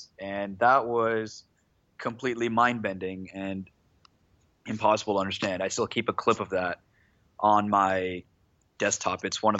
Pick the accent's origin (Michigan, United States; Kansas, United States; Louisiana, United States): Louisiana, United States; New Orleans; also born or lived in India; I was born in India. So I moved to the United States when I was 7. And obviously, like around that time, New Orleans is a huge football town.